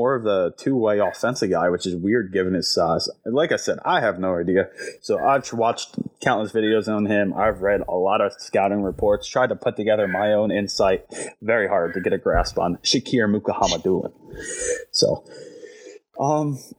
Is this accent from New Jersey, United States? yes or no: yes; New Jersey, United States; I come from South Jersey